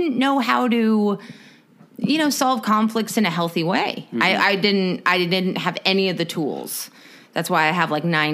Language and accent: English; Corona, California, United States; I moved from Corona.